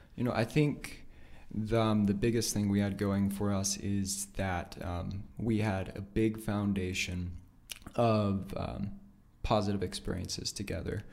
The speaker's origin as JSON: {"language": "English", "town": "Nampa", "region": "Idaho", "country": "United States", "tie": "born or raised there", "said": "born, raised there, been there my entire life."}